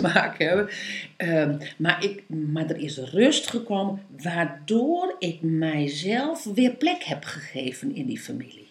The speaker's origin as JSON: {"language": "Dutch", "region": "East Groningen", "country": "Netherlands", "tie": "born or raised there", "said": "ik ben in Oost-Groningen ben ik opgevoed"}